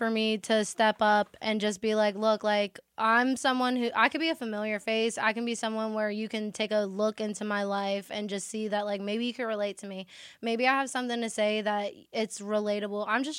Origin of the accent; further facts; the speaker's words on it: Center Township, Pennsylvania, United States; moved away as an adult; also born or lived in California; now in Pittsburgh, United States; I'm from Pittsburgh. Beaver, baby.